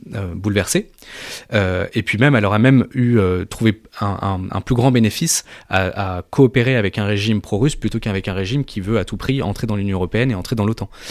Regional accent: France; quand on est français

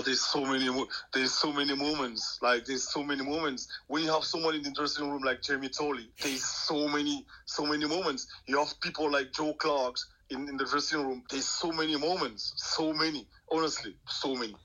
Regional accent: Cameroon; English is a second language; moved away as an adult; also born or lived in Wrexham, Wales

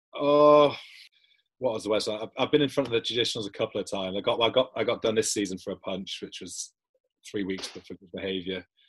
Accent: South Shields, North East England, United Kingdom; moved away; I'm from South Shields

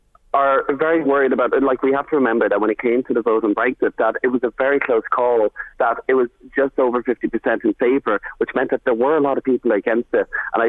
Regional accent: Ardee, Leinster, Ireland; I'm from Loud, I'm from RD

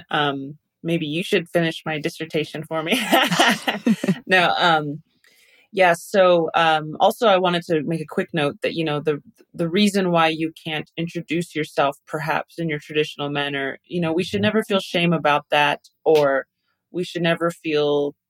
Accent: Taos, New Mexico, United States; also born or lived in Albuquerque, New Mexico; I'm from Taos, New Mexico, originally. That's where I grew up. But I currently live in Albuquerque, New Mexico.

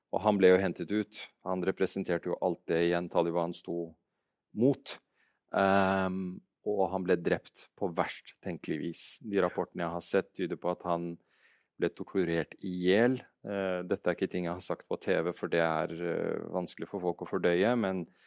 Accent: Afghanistan; now in Norway; jeg er afghaner

